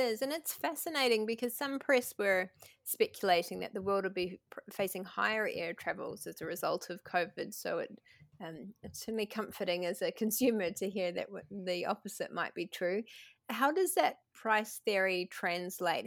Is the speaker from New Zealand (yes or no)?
yes; New Zealand; accent: New Zealand; my New Zealand accent tends to turn E's into I's